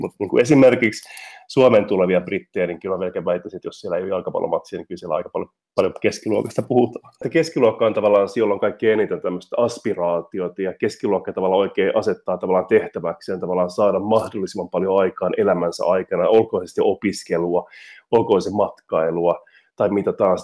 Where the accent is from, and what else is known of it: Finland; moved away as an adult; also born or lived in Liverpool, United Kingdom / Manchester, United Kingdom; now in London, United Kingdom